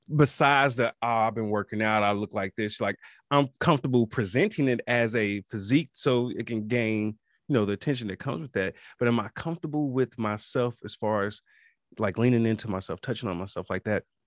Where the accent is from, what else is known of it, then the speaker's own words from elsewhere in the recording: Kansas City, Missouri, United States; I am from Kansas City, Missouri, homegrown